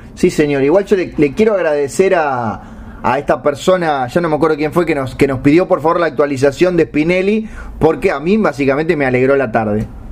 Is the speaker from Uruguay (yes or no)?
yes; Uruguay; como buen uruguayo